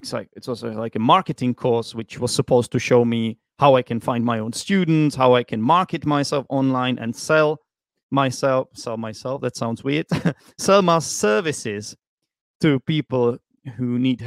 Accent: Czechia; English is a second language; moved away as an adult; also born or lived in London, United Kingdom; now in Vietnam; I decided to go back to the Czech Republic

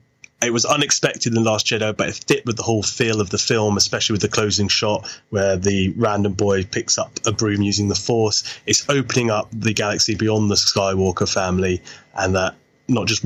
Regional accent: United Kingdom; I'm British

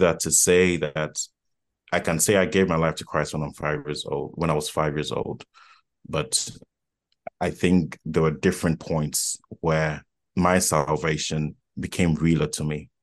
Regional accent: Accra, Greater Accra, Ghana; was born and raised in Accra, Ghana.

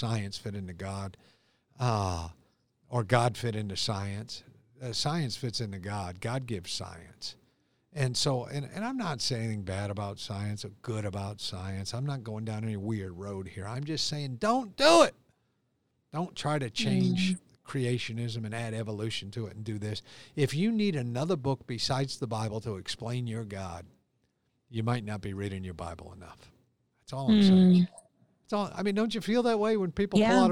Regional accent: United States; seven lakes in my hometown of Ballantyne

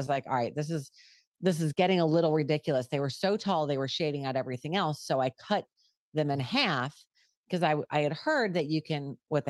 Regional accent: New York, United States; I'm a Yankee at heart. I'm from New York originally and I moved to the South.

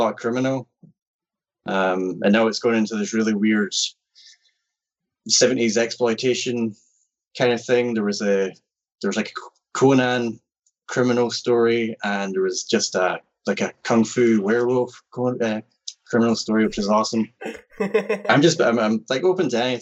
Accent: Scotland, United Kingdom; I'm from Scotland? I'm in Scotland.

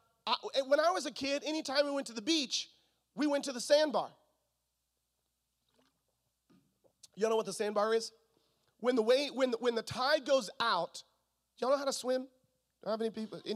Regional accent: Florida, United States; moved away; also born or lived in Missouri; I'm from Florida. And if you grow up in Florida, you grow up swimming

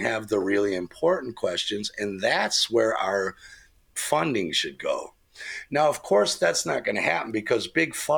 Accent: United States; moved away; I grew up in America.

